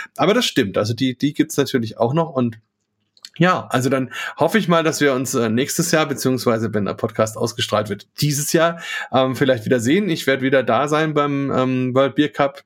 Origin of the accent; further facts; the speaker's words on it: Franconia, Bavaria, Germany; hier bei uns in Franken, in Bayern